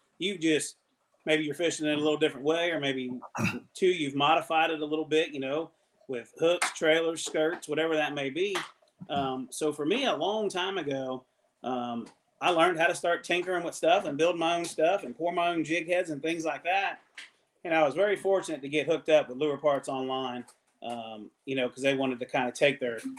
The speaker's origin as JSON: {"language": "English", "region": "Ohio River", "country": "United States", "tie": "born or raised there", "said": "So once again, growing up on the Ohio River, you know, it always seemed like you had to tinker with your baits, do something different."}